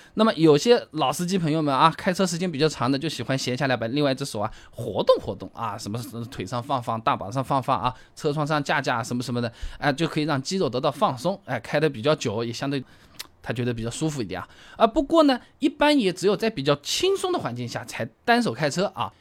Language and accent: Chinese; Hangzhou, Zhejiang, China; 我们杭州话就搁在那边